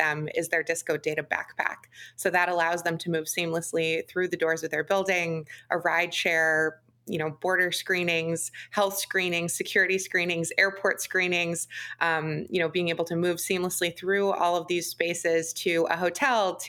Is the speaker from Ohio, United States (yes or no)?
yes; Chesterland, Ohio, United States; moved away; I grew up just east of Cleveland in a town called Chesterland in Geauga County